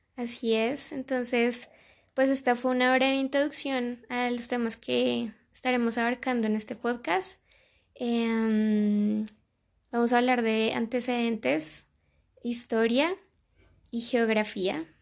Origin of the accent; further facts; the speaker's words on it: Colombia; hermanos colombianos